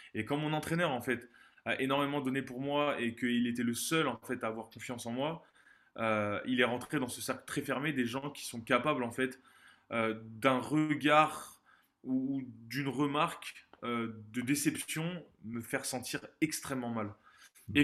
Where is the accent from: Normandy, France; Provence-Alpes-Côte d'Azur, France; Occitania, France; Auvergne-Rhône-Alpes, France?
Occitania, France; Montpellier; je suis né à Montpellier, dans le sud de la France, en 94